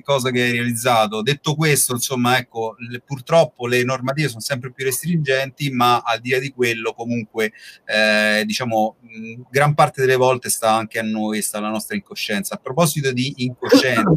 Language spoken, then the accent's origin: Italian; Rome, Lazio, Italy; noi poi siamo di Roma